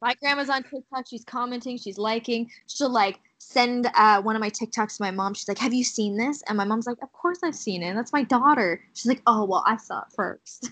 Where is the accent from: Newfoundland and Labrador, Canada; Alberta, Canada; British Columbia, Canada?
British Columbia, Canada; Kamloops; Kamloops, my hometown